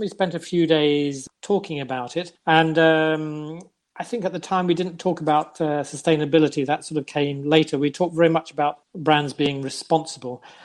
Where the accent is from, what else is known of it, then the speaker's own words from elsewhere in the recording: London, United Kingdom; first language English; moved away as an adult; now in Norway; I come from London